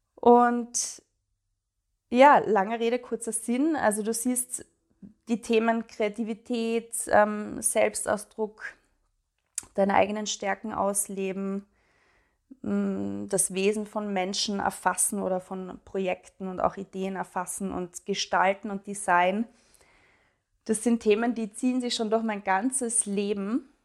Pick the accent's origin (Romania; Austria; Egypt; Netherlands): Austria; Graz, Styria; moved away as an adult; Ich wohne in Graz, in meiner Heimatstadt mittlerweile wieder